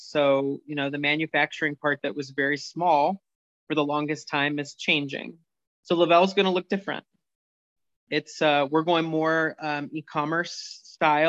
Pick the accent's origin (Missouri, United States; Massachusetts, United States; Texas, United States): Missouri, United States; St. Louis; moved away as an adult; also born or lived in Warrensburg, Missouri / Chicago; now in Virginia, United States; I grew up in St. Louis